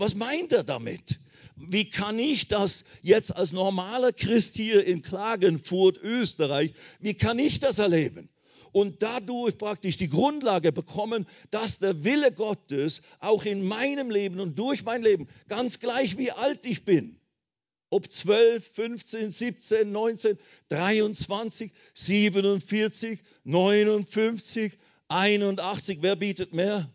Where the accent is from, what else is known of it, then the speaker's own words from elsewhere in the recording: Switzerland; moved away as an adult; also born or lived in India; ich bin deswegen aus der Schweiz ausgewandert nach Indien